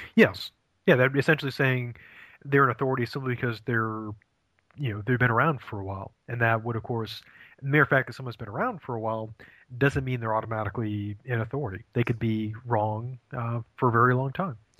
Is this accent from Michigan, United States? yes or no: no; Maine, United States; moved away as an adult; also born or lived in Ohio; I'm originally from from Maine